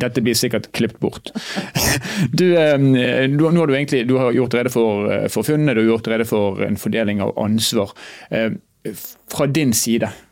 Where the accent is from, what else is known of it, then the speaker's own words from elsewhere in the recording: Bergen, Vestland, Norway; now in Northern Norway; Jeg er fra Bergen og er da en innflytter